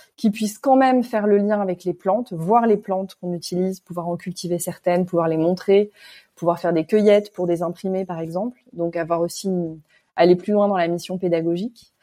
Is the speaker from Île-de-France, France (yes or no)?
yes; Paris, Île-de-France, France; also born or lived in Ivry-sur-Seine / Réunion; je suis parisienne hein, d'origine